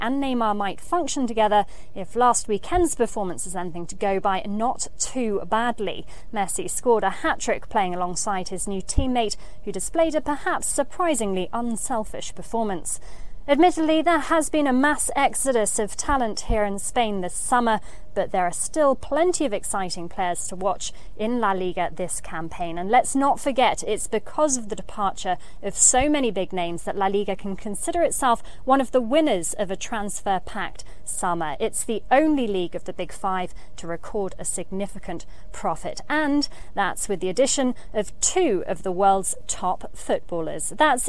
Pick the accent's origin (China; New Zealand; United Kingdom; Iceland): United Kingdom; Wales; Hola chicas, well, seeing as I'm Welsh and I'm a Madridista